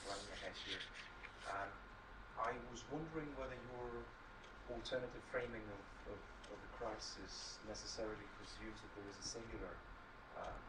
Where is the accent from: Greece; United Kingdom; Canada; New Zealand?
Greece; moved away; I'm originally from Greece